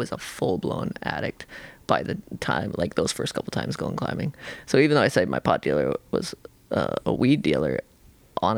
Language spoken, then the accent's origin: English; Salt Lake City, Utah, United States; now in Washington, United States; I grew up in Salt Lake City